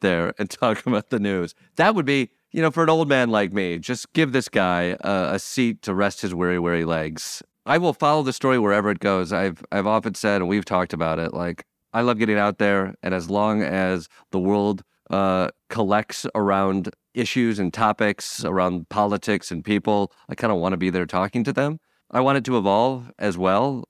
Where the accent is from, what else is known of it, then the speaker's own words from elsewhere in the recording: Michigan, United States; moved away; my hometown brewery